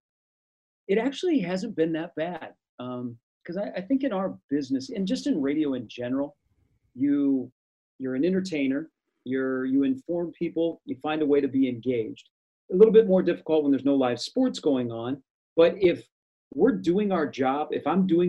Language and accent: English; Des Moines, Iowa, United States; I grew up in Des Moines